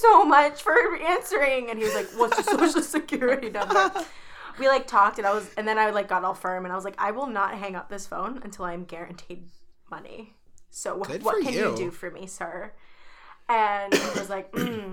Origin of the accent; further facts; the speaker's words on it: Miami, Florida, United States; also born or lived in California; now in New York, United States; I'm actually from Miami